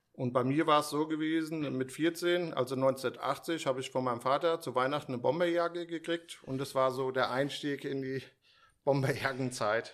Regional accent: Steinbach, Hesse, Germany; also born or lived in Frankfurt; hier in Frankfurt geboren

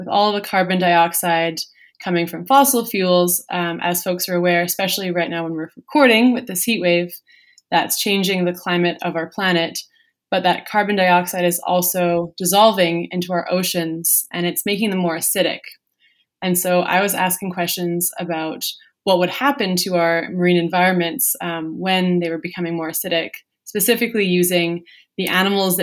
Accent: Vancouver, British Columbia, Canada; I grew up in Vancouver, BC

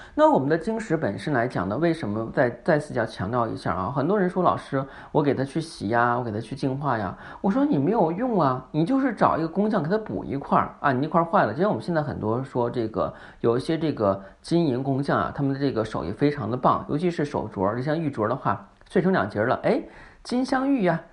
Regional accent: China; 我们中国人讲了

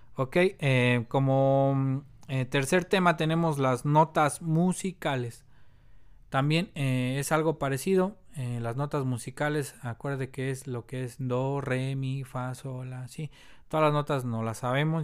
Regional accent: Mexico; also born or lived in Mexico City; soy obviamente mexicano, vivo aquí en la Ciudad de México

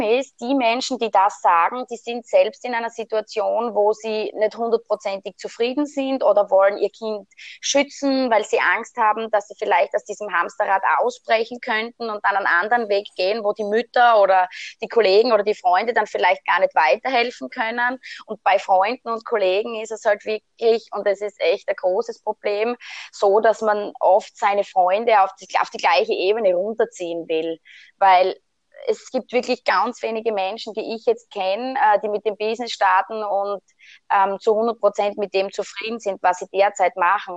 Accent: Styria, Austria; also born or lived in Switzerland; bei uns in der Steiermark, weil bei uns gibt es das gar nicht. Und bin dann tatsächlich mit 23 nach Hause gekommen

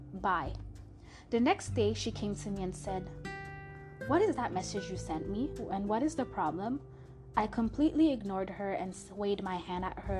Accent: Montreal, Quebec, Canada; first language French; English is a second language; now in Toronto, Canada; the city and country I was born in, which is Montreal, Canada.

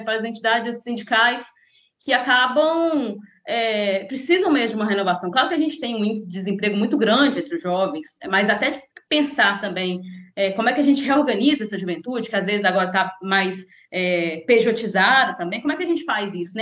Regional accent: Conselheiro Pena, Minas Gerais, Brazil; now in Espírito Santo, Brazil; eu sou de uma cidade, uma cidade do interior de Minas, são 20 mil habitantes, chama Conselheiro Pena, é lá perto de Governador Valadares.

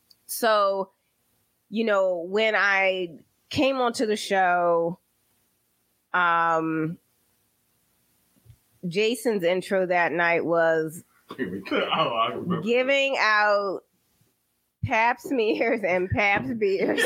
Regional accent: Baltimore, Maryland, United States; now in Philadelphia, United States; I'm from Baltimore

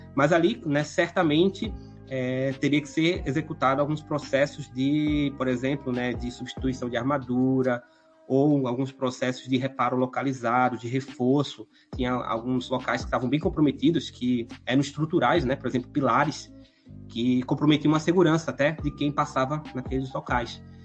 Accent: Recife, Pernambuco, Brazil; moved away as an adult; now in Curitiba, Brazil; vocês podem estar tá reparando aí pelo meu sotaque que não sou aqui, né, da cidade de Curitiba. Sou proveniente então da cidade de Recife, no estado de Pernambuco

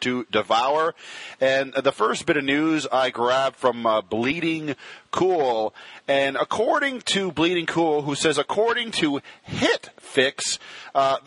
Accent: Ontario, Canada; as a Canadian, specifically a Canadian from Ontario

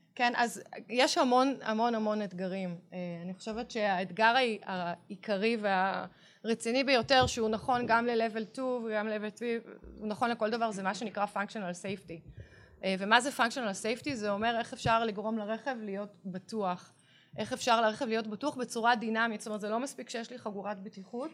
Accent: Tel Aviv, Tel Aviv District, Israel; גדלתי בעיר, נולדתי בתל

